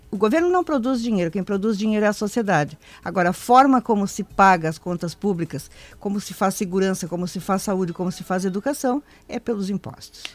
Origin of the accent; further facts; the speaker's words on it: Passo Fundo, Rio Grande do Sul, Brazil; moved away; Nasci lá, eu sou da Grande Passo Fundo.